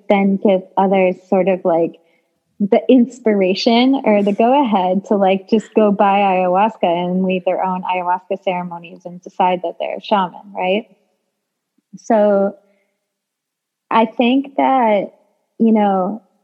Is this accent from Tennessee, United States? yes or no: no; New York City, New York, United States; I'm like a New Yorker through and through